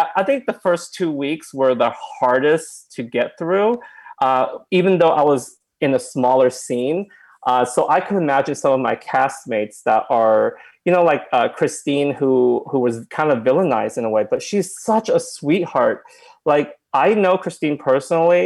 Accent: Oklahoma, United States; I came from Oklahoma and my parents... own a restaurant

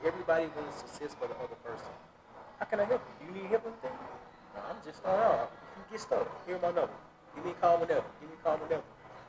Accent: Little Rock, Arkansas, United States; where I'm from Little Rock, Arkansas.

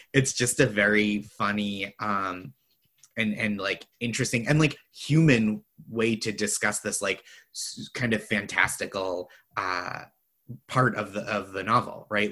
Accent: Boston, Massachusetts, United States; I'm from the Boston area also

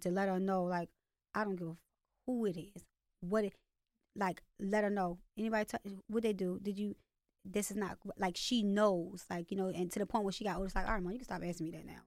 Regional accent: Baltimore, Maryland, United States; accent: Baltimore; also born or lived in California / Virginia; I moved to Baltimore when I was, like, six from Virginia

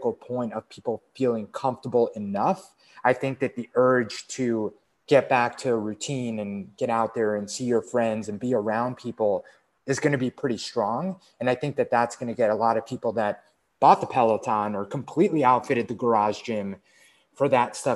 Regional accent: East Coast, United States; moved away; we grew up in the East Coast, spent some time in the West Coast, and now we're both like in a, like actually a different state

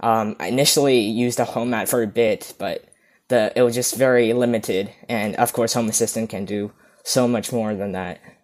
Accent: Vancouver, British Columbia, Canada; I'm from Vancouver, beautiful British Columbia, Canada

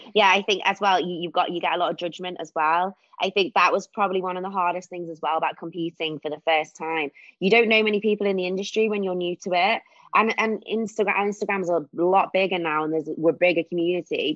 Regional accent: Warrington, North West England, United Kingdom; moved away as an adult; now in Wirral, United Kingdom; I am from Warrington, but recently moved to the Wirral, which is near Liverpool.

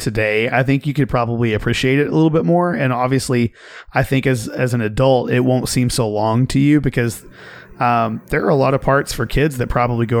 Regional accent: Oklahoma, United States; I grew up in Oklahoma

